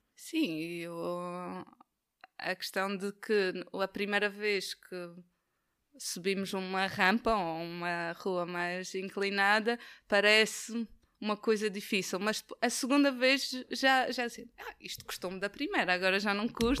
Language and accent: Portuguese; Madeira, Portugal; now in Braga, Portugal; eu sou da Madeira, e na Madeira é difícil ter um, um sítio plano